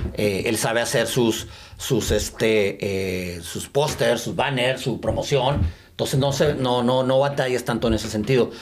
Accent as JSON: {"language": "Spanish", "region": "Chihuahua", "country": "Mexico", "also_born_or_lived": "El Paso", "moved": "yes", "said": "soy de Chihuahua"}